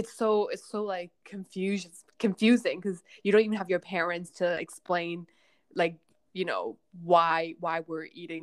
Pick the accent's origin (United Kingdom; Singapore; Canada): Canada; outside of Vancouver, British Columbia; English is a second language; moved away as an adult; now in Hong Kong; we immigrated when I was 8, and to out into this really tiny town outside of Vancouver. There were like no other Asian kids at my school. There was like one, and then me, and then so I grew up in Canada.